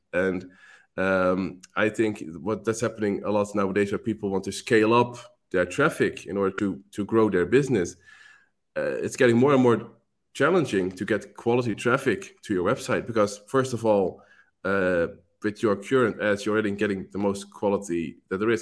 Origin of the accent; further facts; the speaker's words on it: Netherlands; moved away as an adult; now in Malta; I'm from the Netherlands, and, um, currently living in Malta